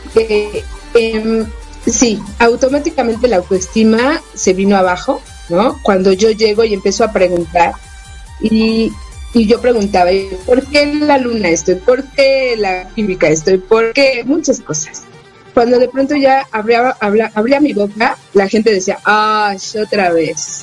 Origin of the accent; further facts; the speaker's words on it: Mexico City, Mexico; yo nací en la Ciudad de México